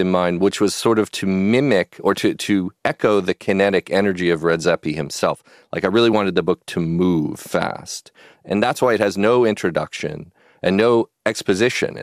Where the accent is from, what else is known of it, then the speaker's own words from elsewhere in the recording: Pasadena, California, United States; also born or lived in San Marino; I was an L.A. boy. I grew up here in Pasadena and San Marino.